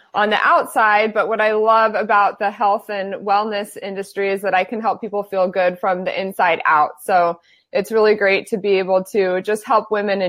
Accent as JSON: {"language": "English", "town": "Phoenix", "region": "Arizona", "country": "United States", "tie": "born or raised there", "moved": "yes", "lives_now": "San Diego, United States", "said": "I am born and raised in Phoenix, Arizona, and I currently live in San Diego"}